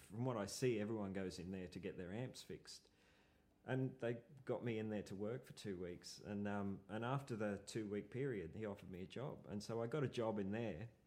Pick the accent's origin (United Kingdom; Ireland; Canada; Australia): Australia; Brisbane, Queensland; moved away as an adult; now in Melbourne, Australia; Brisbane. {S0} Okay. {S2} And I I moved down here because you know I just thought I just saw I was in bands in, a uh, band in Brisbane and you know it was it was kind of hard to leave